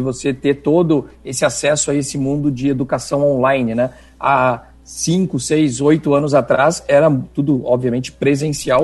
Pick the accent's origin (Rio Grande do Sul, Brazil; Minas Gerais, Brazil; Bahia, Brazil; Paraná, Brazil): Rio Grande do Sul, Brazil; moved away as an adult; now in Chile; eu aterrissei no Chile como um bom gaúcho de mala e cuia